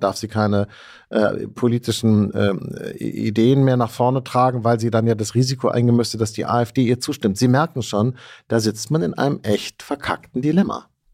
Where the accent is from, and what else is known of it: West Germany, Germany